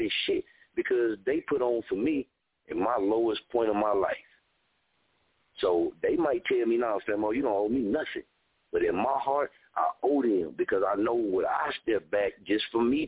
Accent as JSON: {"language": "English", "town": "Muskogee", "region": "Oklahoma", "country": "United States", "tie": "born or raised there", "moved": "yes", "said": "when I came back to my hometown, I didn't get that welcome to my arms on the streets"}